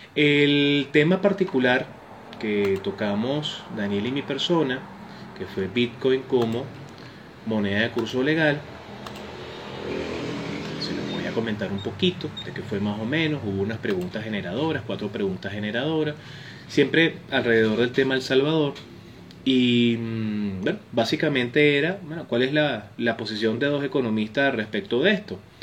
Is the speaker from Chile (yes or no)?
no; Venezuela; en países como el nuestro, como Venezuela